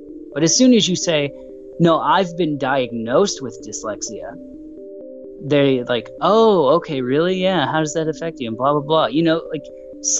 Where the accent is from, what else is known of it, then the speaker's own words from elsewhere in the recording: Dallas, Texas, United States; I'm from Dallas, Texas in the United States.